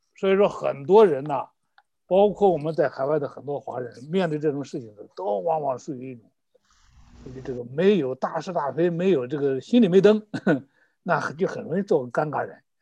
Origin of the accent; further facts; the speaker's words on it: China; 我们中国人